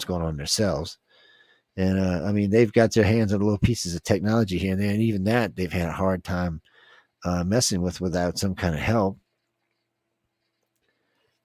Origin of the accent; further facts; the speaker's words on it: New Orleans, Louisiana, United States; I was born in New Orleans.